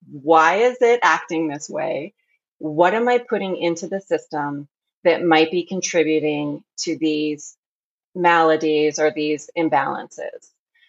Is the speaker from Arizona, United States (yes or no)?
yes; Arizona, United States; born there; also born or lived in France; now in Oregon, United States; I am living currently in Oregon, but I was born in Arizona. And in between those two states, I lived in France for a period of time.